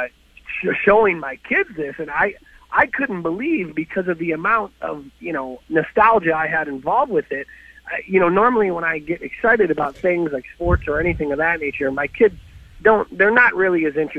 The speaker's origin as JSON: {"language": "English", "region": "Michigan", "country": "United States", "moved": "yes", "said": "I'm from Michigan"}